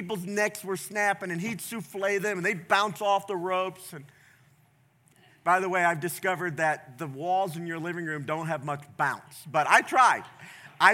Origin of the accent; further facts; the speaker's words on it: the South, United States; I grew up in the South